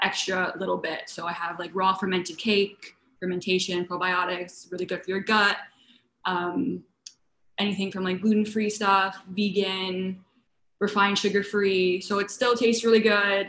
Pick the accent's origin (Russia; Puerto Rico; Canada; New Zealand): Canada; moved away as an adult; also born or lived in London; now in West Limerick, Ireland; I was born in Canada, and my heritage, my parents are Italian